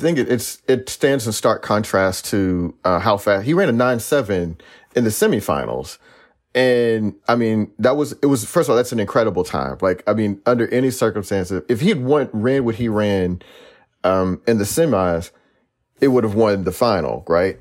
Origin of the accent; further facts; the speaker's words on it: Texas, United States; I'm a Texan